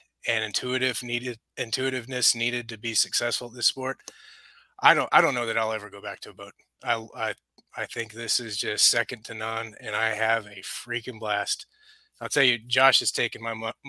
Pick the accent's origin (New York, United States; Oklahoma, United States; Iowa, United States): Oklahoma, United States; Norman; I'm an Oklahoma native, grew up an hour away